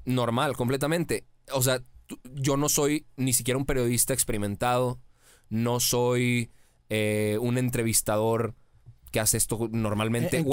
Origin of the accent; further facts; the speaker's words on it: Mexico; mi tierra me lo dio todo